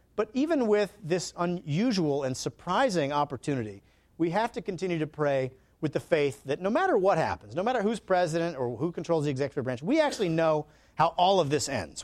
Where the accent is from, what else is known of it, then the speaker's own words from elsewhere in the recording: Alabama, United States; I'm from Alabama